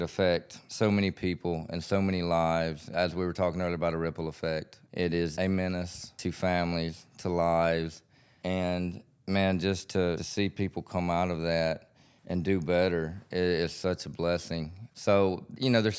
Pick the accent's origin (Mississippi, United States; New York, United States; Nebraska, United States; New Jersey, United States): Mississippi, United States; Sumrall; I grew up in Summerall, small city of Summerall. Grew up on a farm